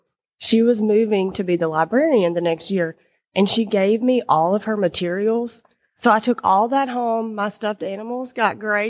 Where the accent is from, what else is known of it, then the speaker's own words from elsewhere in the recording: Louisiana, United States; Yes, I'm from Louisiana, and I loved school growing up.